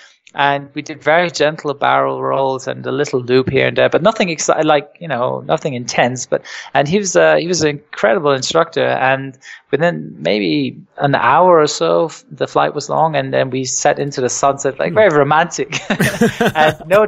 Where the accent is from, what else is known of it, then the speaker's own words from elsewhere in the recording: England, United Kingdom; also born or lived in Germany; No, I was born in Germany, but I was sort of partly raised in England. I spent a lot of my childhood in England, and my mum's originally from England